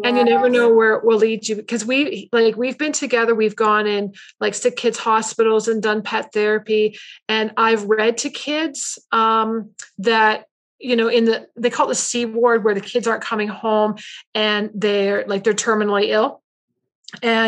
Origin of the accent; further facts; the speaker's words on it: Canada; I'm Canadian.